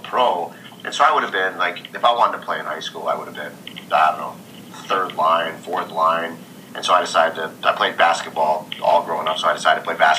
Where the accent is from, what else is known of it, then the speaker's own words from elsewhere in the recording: Minneapolis, Minnesota, United States; I grew up in Minneapolis, Minnesota